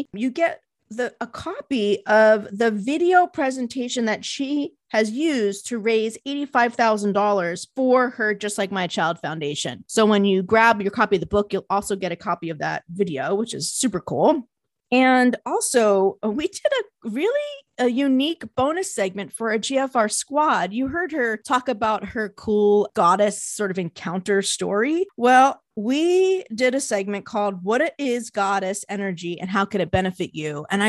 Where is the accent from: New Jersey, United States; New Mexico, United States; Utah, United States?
New Jersey, United States; accent: Jersey; That's my Jersey accent.